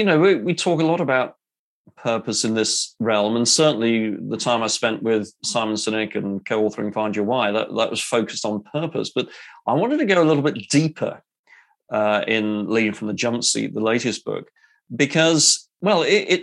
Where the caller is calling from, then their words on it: England, United Kingdom; Well, as you can tell from the accent there, yes, I'm in the UK. I'm in England. I'm west of London and west of Oxford.